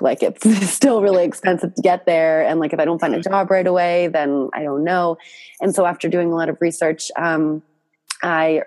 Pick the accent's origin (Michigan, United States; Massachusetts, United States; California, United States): Massachusetts, United States; Boston; moved away as an adult; also born or lived in New York City / Thailand; originally from Boston, like born, raised, went to college here.